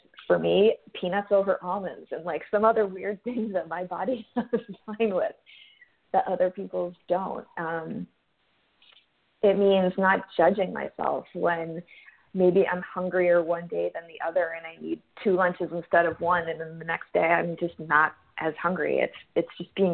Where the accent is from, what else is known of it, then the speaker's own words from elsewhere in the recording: Boston, Massachusetts, United States; moved away as an adult; now in San Diego, United States; I'm from Boston, and everyone says wicked there.